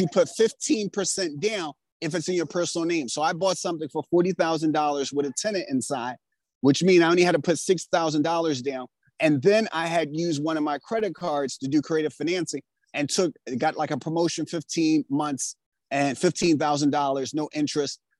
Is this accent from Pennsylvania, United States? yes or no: yes; Philadelphia, Pennsylvania, United States; I grew up in West Philadelphia and Pennsylvania